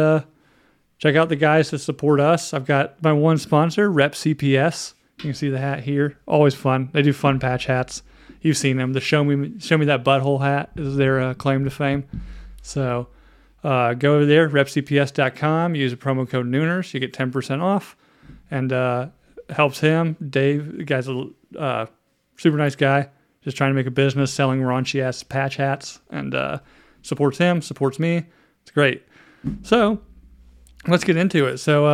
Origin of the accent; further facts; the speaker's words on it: North Carolina, United States; I grew up in North Carolina, which I think is like the home of Pepsi